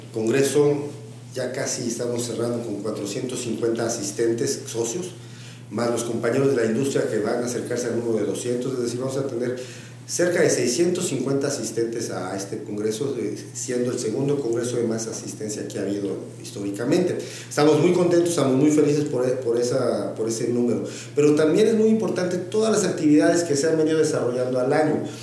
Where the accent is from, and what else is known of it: Mexico